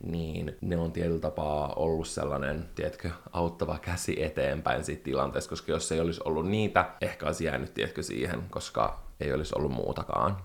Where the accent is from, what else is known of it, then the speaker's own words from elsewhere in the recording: Espoo, Uusimaa, Finland; also born or lived in Helsinki; me muutettiin Espooseen Helsingistä